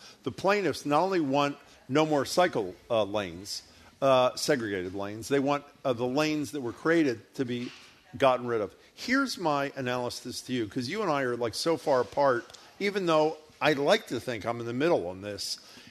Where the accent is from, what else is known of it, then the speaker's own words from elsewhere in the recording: Philadelphia, Pennsylvania, United States; now in Boston, United States; my hometown of Philadelphia